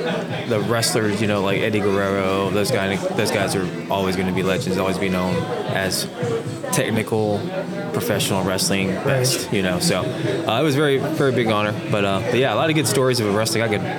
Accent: Fort Worth, Texas, United States; moved away as an adult; also born or lived in Orlando, Florida; now in Houston, United States; I always knew that I was going to come back home to Texas.

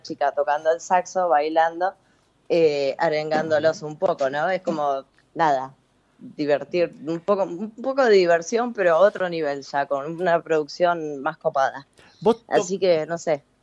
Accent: Concepción del Uruguay, Entre Ríos, Argentina; yo soy de Entre Ríos, de Concepción del Uruguay

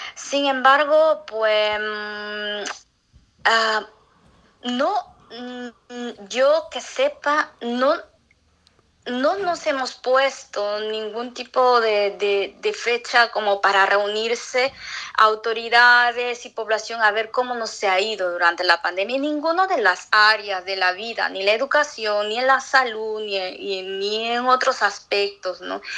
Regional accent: Atalaya, Ucayali, Peru; moved away as an adult; also born or lived in Lima, Peru / Spain; now in Montreal, Canada; yo soy de Atalay

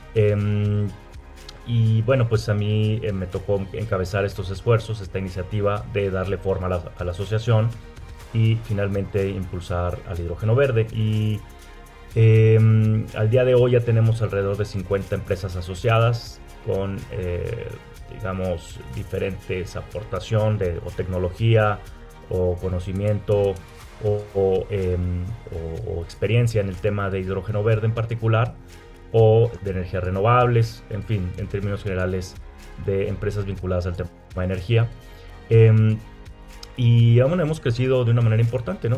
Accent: Monterrey, Nuevo León, Mexico; soy de un estado del norte de la República Mexicana, que es eh, Nuevo León, soy de Monterrey.

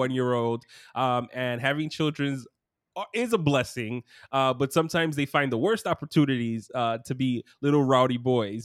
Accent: New York City, New York, United States; I grew up in Brooklyn as well.

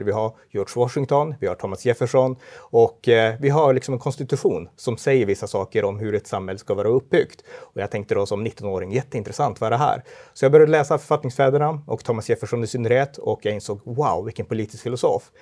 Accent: Örnsköldsvik, Västernorrland County, Sweden; also born or lived in Umeå; jag kommer från Örnsköldsvik, eh, mm. en stad i Norrland och eh, jag har pingströrelsebakgrund, uppväxt i pingstkyrkan där

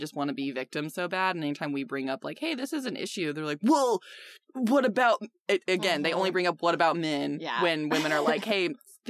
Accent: England, United Kingdom; moved away; I am English

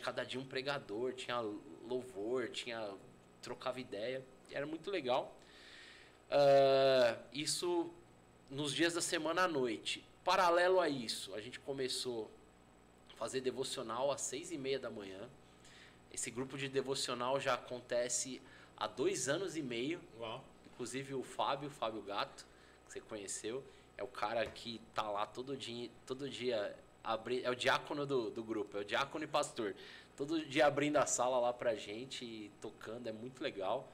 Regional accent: São Paulo, Brazil; Eu sou nascido criado em São Paulo

